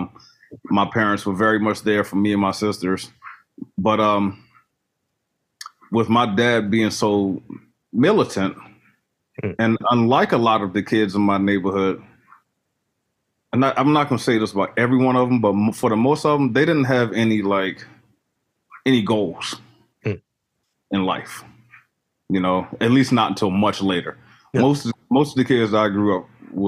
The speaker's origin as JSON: {"language": "English", "town": "Baltimore", "region": "Maryland", "country": "United States", "tie": "born or raised there", "said": "I was born in Baltimore, Maryland, off in the Druid Hill area, off of White Lock"}